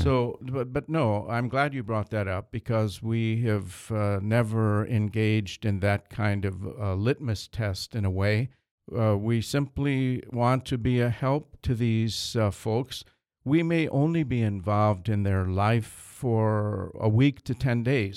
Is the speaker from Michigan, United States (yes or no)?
yes; Michigan, United States; I come from Michigan